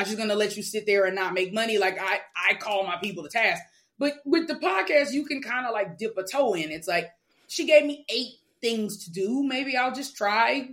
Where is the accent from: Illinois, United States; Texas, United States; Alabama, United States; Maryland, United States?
Alabama, United States; Mobile; I grew up in Mobile, the second largest city in the second poorest state in the country.